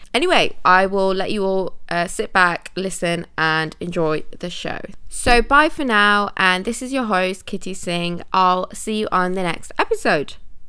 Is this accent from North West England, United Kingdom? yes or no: yes; Manchester, North West England, United Kingdom; also born or lived in India; now in London, United Kingdom; I was born in India and I'm fully Indian, but grew up in England for most of my life. I lived in Manchester, but no longer have a Manchester accent, which is a little bit of a shame.